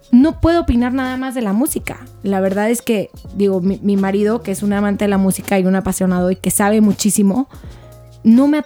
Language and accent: Spanish; Mexico; Soy mamá, soy hija, soy hermana, soy ciudadana, soy mexicana.